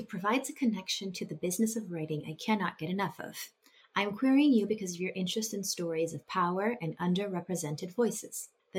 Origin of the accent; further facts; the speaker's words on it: Arlington, Virginia, United States; I was born and raised in Arlington, Virginia, and spent countless childhood days biking down to the Smithsonian's Air and Space Museum to stare in wonder at the planes and rockets.